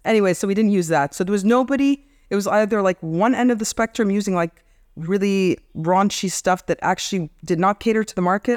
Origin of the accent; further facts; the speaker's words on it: Egypt; also born or lived in Kuwait / United States; We grew up in Kuwait, Egypt